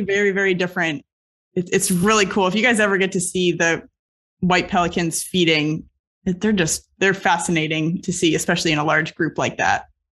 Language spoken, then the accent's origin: English; Southeast Florida, United States; Growing up in Southeast Florida